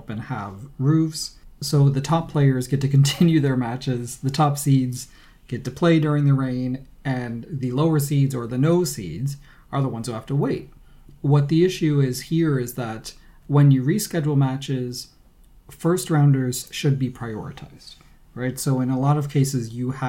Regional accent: United States; I'm American

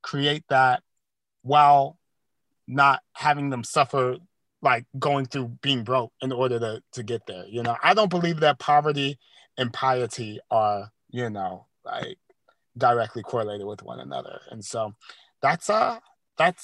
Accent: Louisiana, United States; born and raised in Louisiana

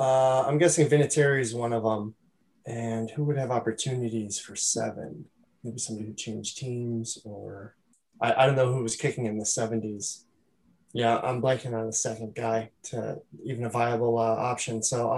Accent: Buffalo, New York, United States; I forgot I was from the Buffalo area for a second. Started on the West Coast.

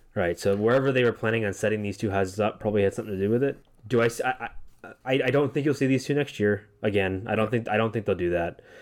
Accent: Massachusetts, United States; moved away as an adult; now in Central Florida, United States; we come from Massachusetts. We only, we, our town we both kinda grew up

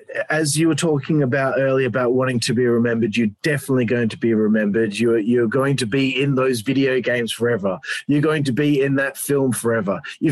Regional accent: Australia; now in Perth, Australia; I'm Australian.

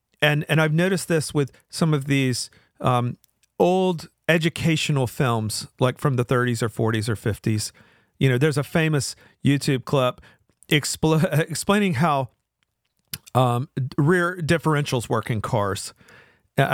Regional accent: the South, United States; accent: Southern; It's sort of like a Southern accent, which, you know, I sort of hide my Southern accent as a way to mask where I'm from.

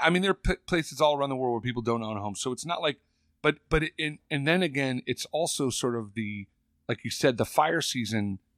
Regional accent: California, United States; born or raised there

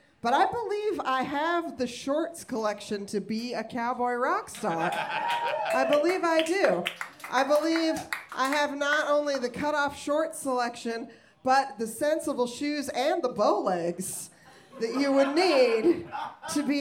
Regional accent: Denver, Colorado, United States; I grew up in Denver

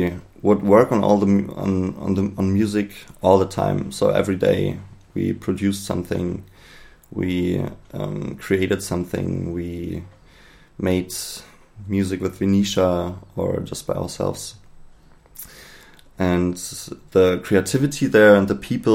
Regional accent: Berlin, Germany; I'm from Berlin

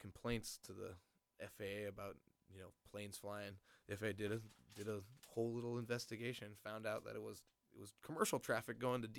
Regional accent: Niwot, Colorado, United States; also born or lived in Fort Collins, Colorado; I was born in Fort Collins, up in North Colorado, and moved down to Boulder when I was real young.

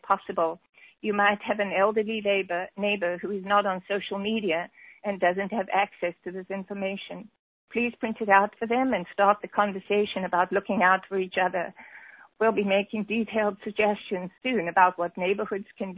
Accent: South Africa; moved away; I am originally from South Africa

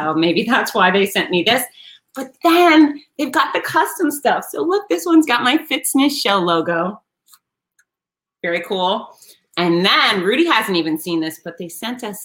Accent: Gainesville, Florida, United States; my hometown of Gainesville, Florida

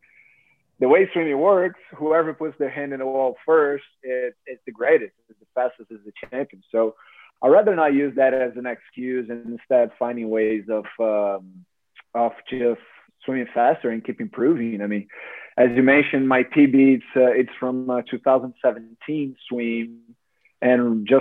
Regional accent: Rio de Janeiro, Brazil; moved away as an adult; now in Fort Lauderdale, United States; I was born in Rio, in Rio State. So that was my home state

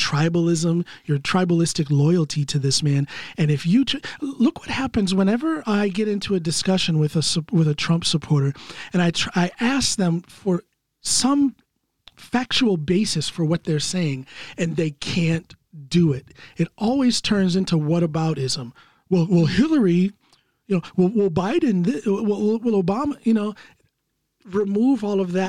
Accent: United States; I'm an American citizen

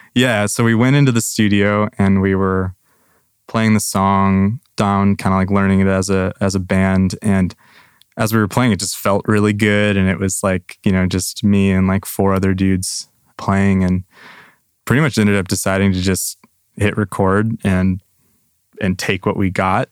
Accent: Grand Rapids, Michigan, United States; born or raised there; moved away as an adult; now in Nashville, United States

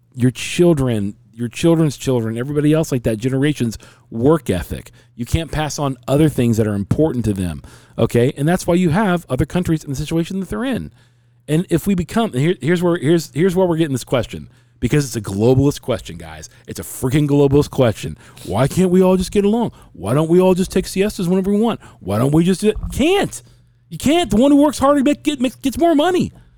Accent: United States; I'm an American.

